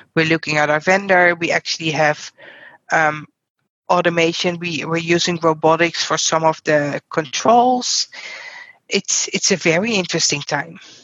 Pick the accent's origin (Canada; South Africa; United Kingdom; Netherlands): Netherlands; English is a second language; moved away as an adult; now in United States; I'm originally from the Netherlands